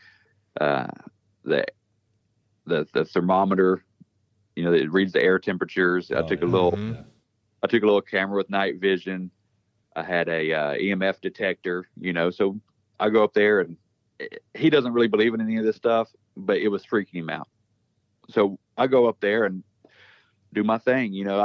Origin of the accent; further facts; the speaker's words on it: West Virginia, United States; moved away as an adult; also born or lived in Louisiana; I'm from West Virginia, but I was stationed in Louisiana for 6 years down there